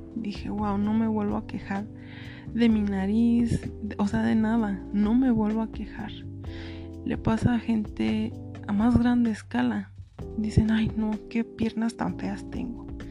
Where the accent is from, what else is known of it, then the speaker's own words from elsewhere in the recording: Mexico; soy mexicana